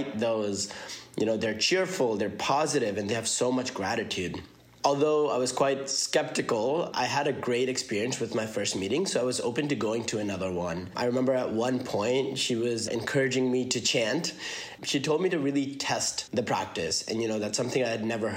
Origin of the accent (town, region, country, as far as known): Columbia, Missouri, United States; born or raised there; also born or lived in Karachi, Pakistan; now in Milwaukee, United States